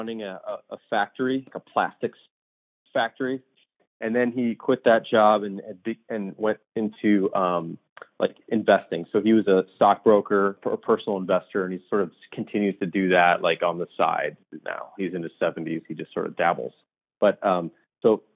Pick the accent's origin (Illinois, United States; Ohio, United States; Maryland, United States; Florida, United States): Illinois, United States; Deerfield; also born or lived in Tucson, Arizona; now in Chicago, United States; I grew up in the suburbs of Chicago. So about 30 miles north of Chicago in a suburb called Deerfield.